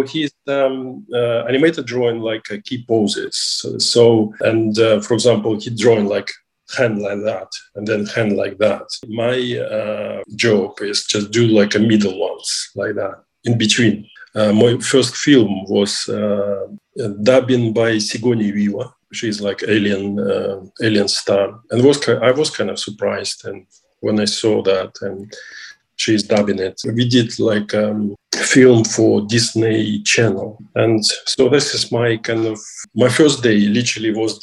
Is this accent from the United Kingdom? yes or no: no; Russia; I'm from Russia